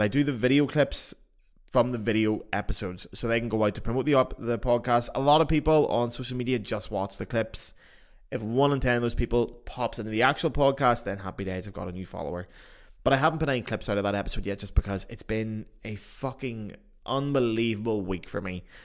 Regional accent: Ireland; as Irish people

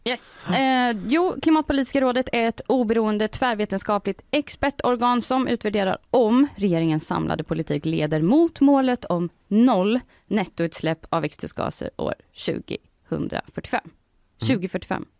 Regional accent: Degerfors, Örebro County, Sweden; Jag kommer ju från Degerfors som ju har eh, legat i Allsvenskan nu två säsonger.

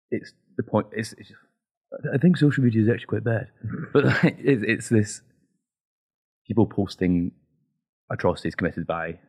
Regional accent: Scotland, United Kingdom; I'm Scottish.

